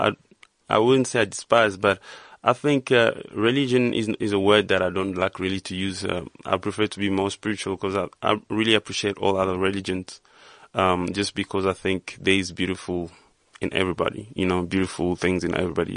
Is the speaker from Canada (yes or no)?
no; Goma, North Kivu, DR Congo; I grew up in a very small town called Goma.